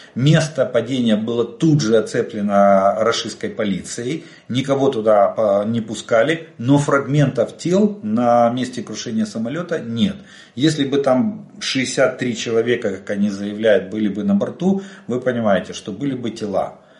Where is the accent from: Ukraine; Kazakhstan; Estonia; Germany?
Ukraine; мы из Украины